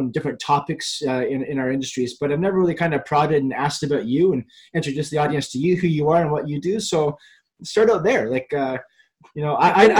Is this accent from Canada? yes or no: yes; Canada; I'm Irish Canadian